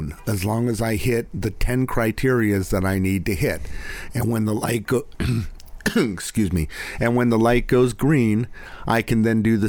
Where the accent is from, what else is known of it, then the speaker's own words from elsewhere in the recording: Los Altos, California, United States; also born or lived in Clayton, California; the house that I grew up in Los Altos